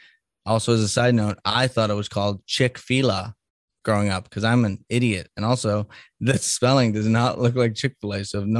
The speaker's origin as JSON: {"language": "English", "town": "Salem", "region": "Massachusetts", "country": "United States", "tie": "born or raised there", "also_born_or_lived": "Colorado / Boston", "moved": "as an adult", "said": "I grew up in Salem, Massachusetts, which is right near the ocean. It's actually right on the ocean, but it's cold as all hell up there. and then I moved to the mountains, to Colorado when I was 27."}